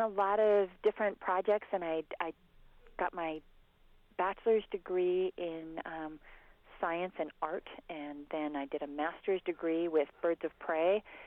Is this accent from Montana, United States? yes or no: yes; Montana, United States; I grew up in Montana